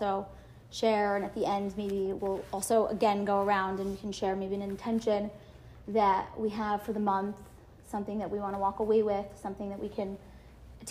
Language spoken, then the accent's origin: English; Great Neck, New York, United States; also born or lived in Lower East Side, New York City; now in New York City, United States; I'm from Great Neck. I live on the Lower East Side